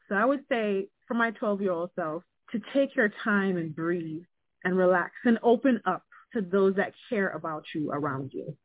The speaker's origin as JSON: {"language": "English", "country": "Jamaica", "moved": "yes", "lives_now": "United States", "said": "being Jamaican"}